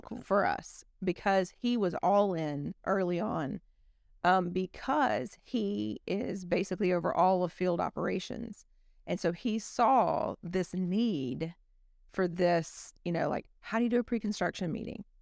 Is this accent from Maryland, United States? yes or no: no; South Alabama, United States; I'm from South Alabama